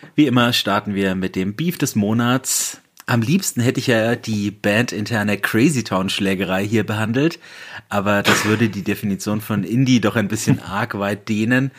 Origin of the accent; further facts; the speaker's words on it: Bamberg, Bavaria, Germany; aus meiner Heimatstadt Bamberg